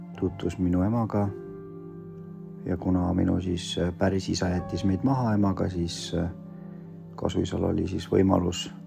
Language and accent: Estonian; Estonia; Estonian is a second language; also born or lived in Vorkuta, Komi, Russia; now in Pärnu, Estonia; me kasvasime Eesti ühiskonnas, siis eesti keele omandasin päris kiiresti